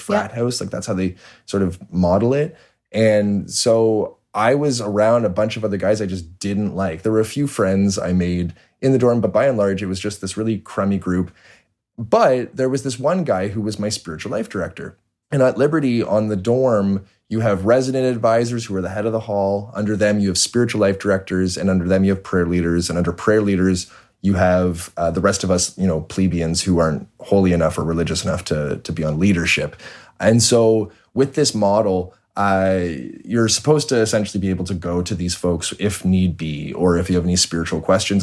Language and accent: English; Toronto, Ontario, Canada; born and raised in Toronto